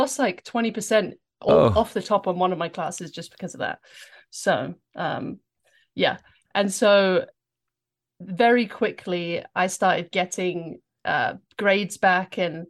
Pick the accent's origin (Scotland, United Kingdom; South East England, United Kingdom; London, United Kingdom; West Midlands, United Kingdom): London, United Kingdom; accent: English; moved away as an adult; now in United States; Yeah, I've been in the US now for, I think, 12 or 13 years, so I'm losing the accent, sadly. But I grew up in England. I lived there until I was 18.